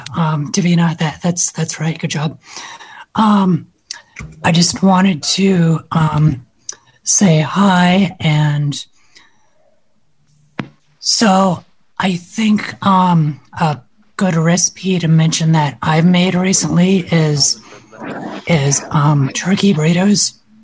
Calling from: Colorado, United States; I'm in Colorado.

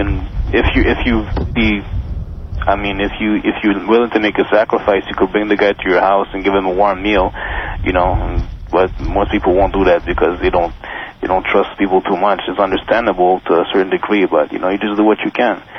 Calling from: Montreal, Quebec, Canada; I'm calling from Montreal.

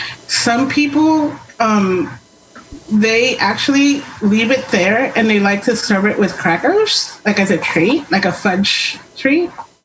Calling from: Washington, United States; I'm in Western Washington.

